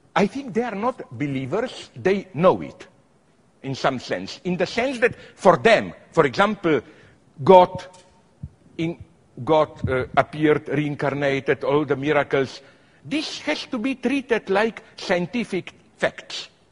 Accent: Slovenia; I am from Slovenia, which is a small city republic

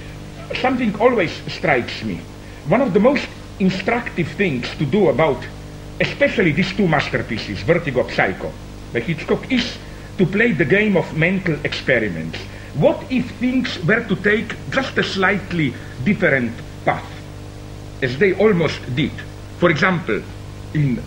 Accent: Ljubljana, Slovenia; my hometown, Ljubljana

